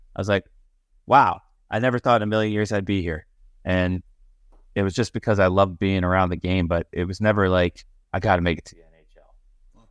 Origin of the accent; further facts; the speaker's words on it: Syosset, New York, United States; on the island. Uh, played played there my whole life. Uh, my my parents were we were in Syosset